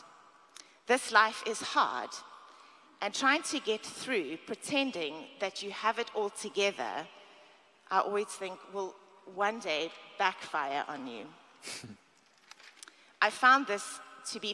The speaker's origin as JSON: {"language": "English", "country": "South Africa", "moved": "yes", "lives_now": "United States", "said": "I'm from South Africa."}